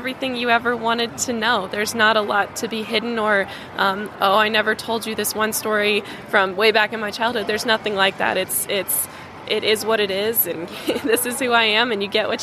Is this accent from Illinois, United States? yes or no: no; Colorado, United States; I'm from Colorado. I'm from a mountain town in Colorado.